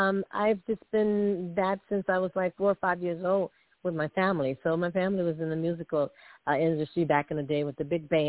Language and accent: English; New Orleans, Louisiana, United States; I'm from New Orleans, Louisiana